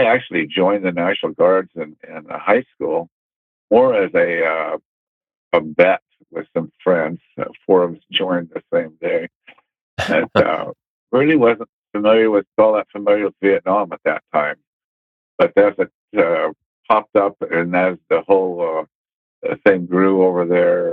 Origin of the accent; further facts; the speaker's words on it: Pacific Northwest, United States; also born or lived in Camp Pendleton, California; I was raised in the Pacific Northwest, mainly Northeast Oregon, Southeast Washington.